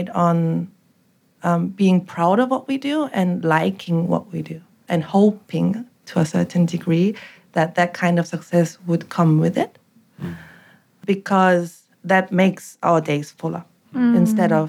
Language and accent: English; South Korea; moved away as an adult; now in Sydney, Australia; we grew up in Korea in the 80s.